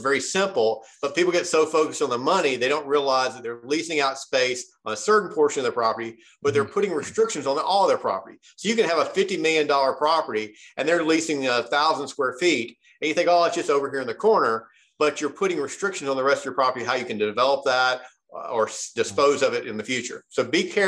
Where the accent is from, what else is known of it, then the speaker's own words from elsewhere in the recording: Memphis, Tennessee, United States; now in Nashville, United States; I grew up in Memphis, Tennessee, and now live in Nashville, Tennessee.